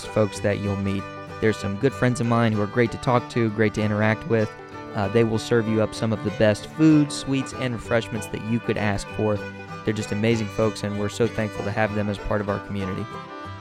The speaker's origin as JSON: {"language": "English", "area": "Harlan County", "region": "Kentucky", "country": "United States", "tie": "born or raised there", "said": "the absolutely fantastic community of Harlan County, Kentucky, my hometown."}